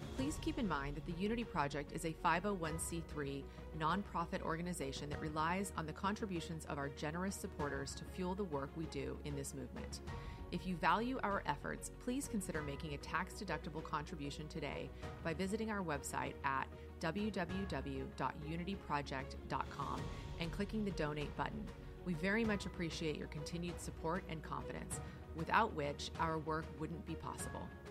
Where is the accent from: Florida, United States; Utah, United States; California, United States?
Florida, United States; Miami; I'm from Miami, Florida